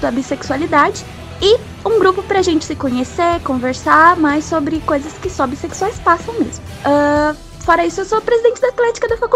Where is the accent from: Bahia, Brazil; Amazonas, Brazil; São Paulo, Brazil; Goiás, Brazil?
São Paulo, Brazil; Ubatuba; born there; also born or lived in Guarulhos; se nasci em Ubatuba, mudei pra Guarulhos